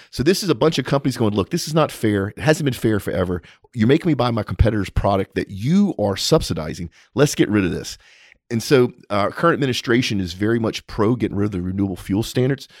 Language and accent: English; Texas, United States; as a Texan